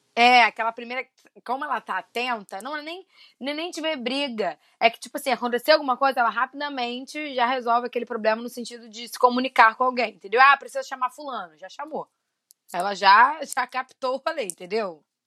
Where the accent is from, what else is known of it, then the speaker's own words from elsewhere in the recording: Rio de Janeiro, Brazil; eu e Fê somos do Rio de Janeiro